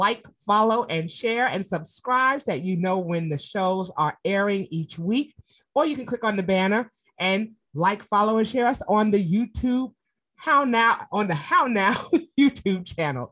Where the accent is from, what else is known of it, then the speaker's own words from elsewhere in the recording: New York City, New York, United States; New York City, my hometown